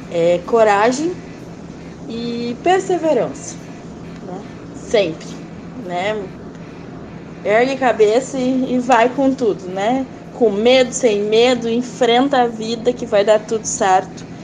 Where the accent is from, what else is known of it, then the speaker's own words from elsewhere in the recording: Novo Hamburgo, Rio Grande do Sul, Brazil; sou aqui de Novo Hamburgo.